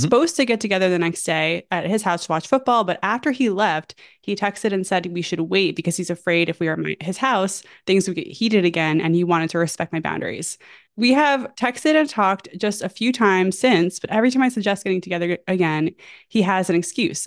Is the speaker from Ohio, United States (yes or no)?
no; New York, United States; I'm from New York